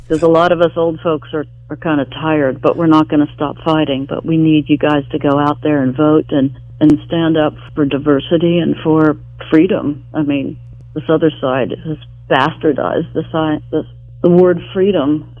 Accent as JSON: {"language": "English", "town": "Charleston", "region": "West Virginia", "country": "United States", "tie": "born or raised there", "also_born_or_lived": "New York", "moved": "as an adult", "lives_now": "Los Angeles, United States", "said": "my hometown, Charleston, West Virginia"}